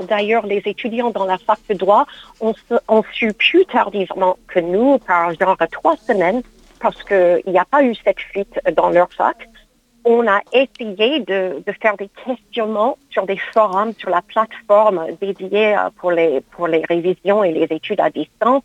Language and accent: French; United States; now in France; mon pays d'origine, les États-Unis